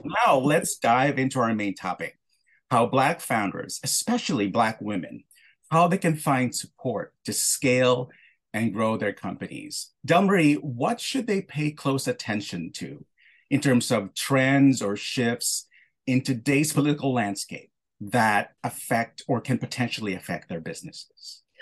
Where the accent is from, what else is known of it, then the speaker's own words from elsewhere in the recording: Philippines; I was born in the Philippines and, uh, you know, I, I come from a very close-knit family. And what I was taught growing up is that I should be humble